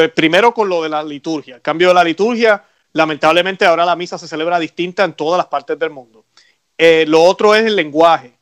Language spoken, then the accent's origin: Spanish; Puerto Rico; now in United States; en mi país, en Puerto Rico